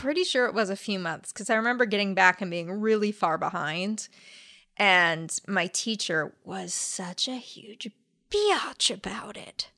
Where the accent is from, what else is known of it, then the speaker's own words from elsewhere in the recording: La Crescenta, California, United States; also born or lived in La Cañada Flintridge, California; La Crescenta, California, which is where I grew up.